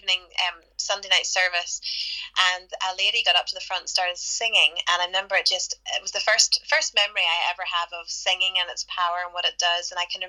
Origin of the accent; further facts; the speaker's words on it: Belfast, Northern Ireland, United Kingdom; moved away as an adult; now in Nashville, United States; Yeah, well, Keith and I are from Belfast, Northern Ireland, but yeah, we've been living in Nashville, Tennessee, in America for the last nearly 15 years.